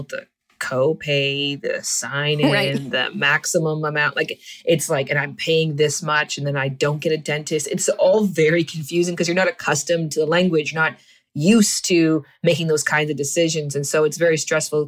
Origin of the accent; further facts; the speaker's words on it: Canada; moved away as an adult; I'm from Canada